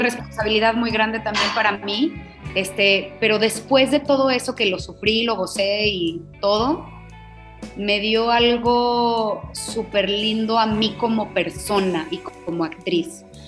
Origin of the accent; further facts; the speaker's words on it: Aguascalientes, Mexico; Soy de Aguascalientes, mi familia no tiene nada que ver con el arte